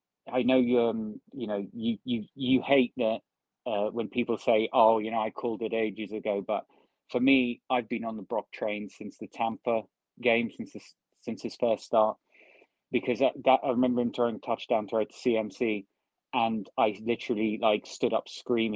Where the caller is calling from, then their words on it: United Kingdom; Hey, Rob. Greetings from the UK.